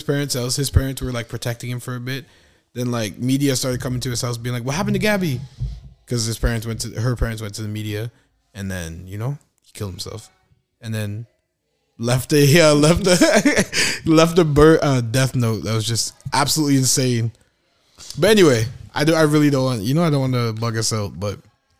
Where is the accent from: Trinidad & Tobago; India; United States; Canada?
Canada; as a Canadian, like, we were drunk before we were of age